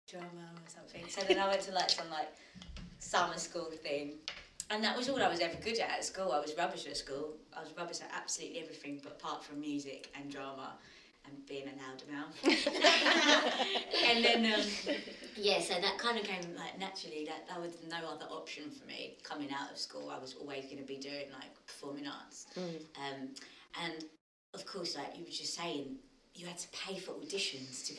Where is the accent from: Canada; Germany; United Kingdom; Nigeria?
United Kingdom; London; I grew up in Tottenham